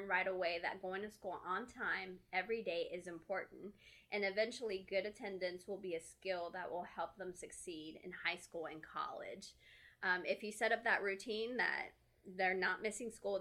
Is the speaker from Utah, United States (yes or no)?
no; Texas, United States; moved away; I'm from Texas. I grew up there and I'm here and we don't have family